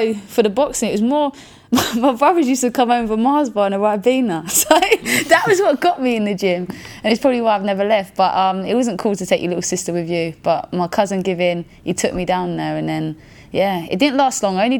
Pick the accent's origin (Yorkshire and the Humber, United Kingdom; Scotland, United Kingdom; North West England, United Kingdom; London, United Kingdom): London, United Kingdom; I grew up in South East London, Catford